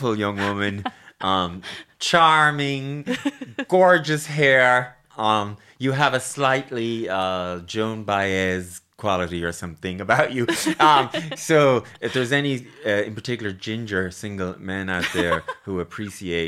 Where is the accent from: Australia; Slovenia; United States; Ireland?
Ireland; I'm too Irish maybe